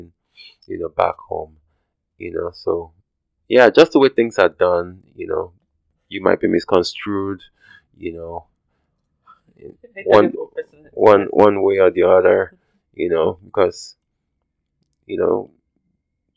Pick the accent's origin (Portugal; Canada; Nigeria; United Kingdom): Nigeria; now in United States; I'm probably Nigerian